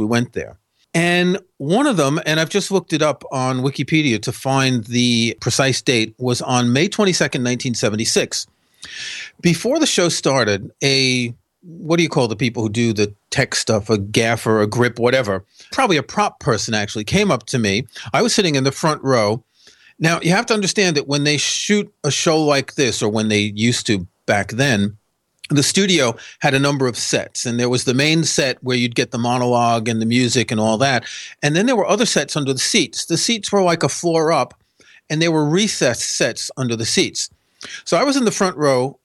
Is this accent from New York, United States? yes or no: yes; New York City, New York, United States; I grew up in New York City